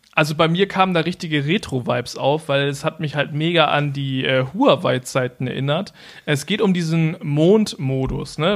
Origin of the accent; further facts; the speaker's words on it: Germany; bei uns in Deutschland